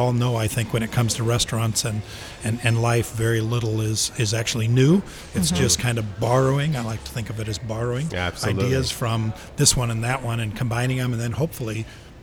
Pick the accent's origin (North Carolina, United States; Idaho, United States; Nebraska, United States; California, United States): Nebraska, United States; Omaha; moved away as an adult; also born or lived in Sioux City, Iowa / Colorado / Seattle; now in San Diego, United States; I grew up in Omaha, Nebraska, and Sioux City, Iowa, the real Midwest